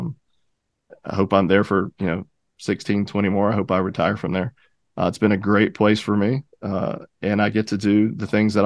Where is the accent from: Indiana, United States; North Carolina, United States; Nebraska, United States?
North Carolina, United States; Charlotte; I'm from Charlotte, and I wanted to make my career work in Charlotte